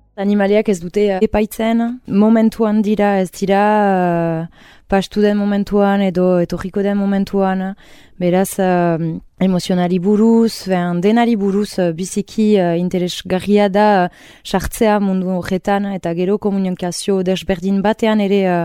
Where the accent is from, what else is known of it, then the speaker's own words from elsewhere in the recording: Urrugne, Nouvelle-Aquitaine, France; moved away as an adult; now in Hasparren, France; nik uh, urruñan bizi nintzen, tikitik